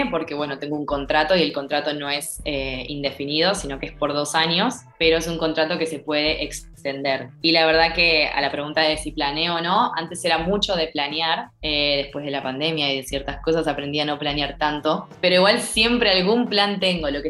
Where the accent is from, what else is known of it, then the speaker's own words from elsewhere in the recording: Argentina; now in Thailand; hay gente de todos lados, pero no hay nadie de Argentina. Yo soy la primera que llegó